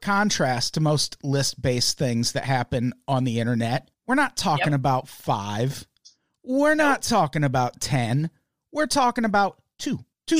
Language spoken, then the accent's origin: English; Peoria, Illinois, United States; I grew up in Peoria, Illinois, which is kind of a small, but it's not a small town. It's a city. Like there's 100-some thousand people.